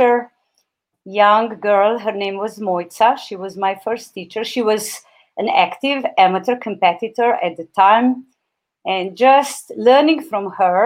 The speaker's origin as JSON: {"language": "English", "country": "Slovenia", "said": "my home country, Slovenia"}